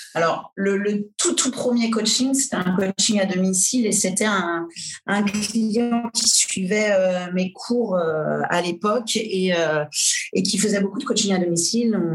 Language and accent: French; Angers, Pays de la Loire, France; moved away as an adult; also born or lived in Brittany; now in Paris, France; je suis originaire d'Angers à Angers. J'ai fait un cursus, j'ai passé mon bac